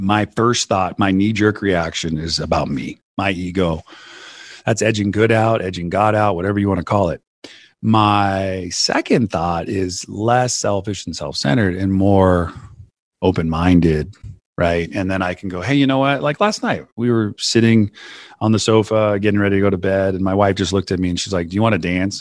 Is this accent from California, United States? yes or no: yes; Santa Cruz, California, United States; I grew up in Santa Cruz, California